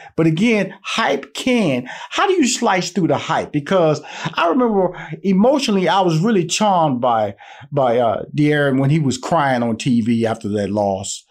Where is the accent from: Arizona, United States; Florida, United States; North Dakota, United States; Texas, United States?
Texas, United States; Houston; I'm from Houston